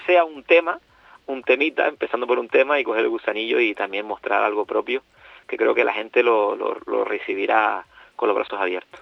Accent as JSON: {"language": "Spanish", "town": "Gran Tarajal", "region": "Canary Islands", "country": "Spain", "tie": "born or raised there", "said": "soy un poquito más arriba, pero también he pasado mi, mi, mi infancia y mi adolescencia en Gran Tarajal."}